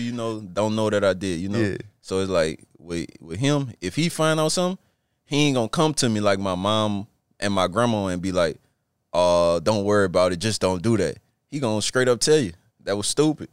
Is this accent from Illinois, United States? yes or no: no; Plaquemine, Louisiana, United States; moved away as an adult; now in Washington, United States; growing up in Plaquemine